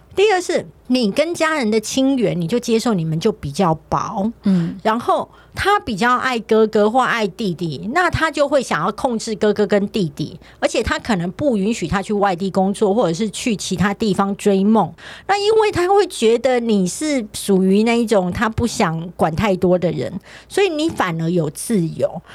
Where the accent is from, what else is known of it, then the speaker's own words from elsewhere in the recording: southern Taiwan, Taiwan; accent: Taiwanese Mandarin; 因为我是南部人，他就说我台湾国语很严重